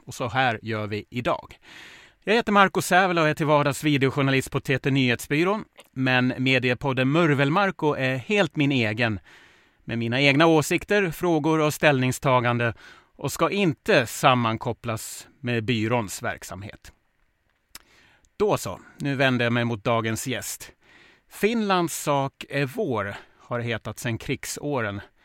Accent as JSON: {"language": "Swedish", "town": "Smedjebacken", "region": "Dalarna County", "country": "Sweden", "tie": "born or raised there", "said": "Jag är ju uppväxt i Smedjebacken, grannkommunen till Ludvika"}